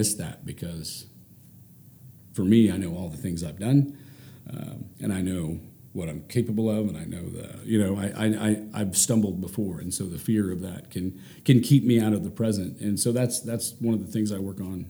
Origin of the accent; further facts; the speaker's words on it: Ponca City, Oklahoma, United States; also born or lived in Norman, Oklahoma; I grew up in Ponca City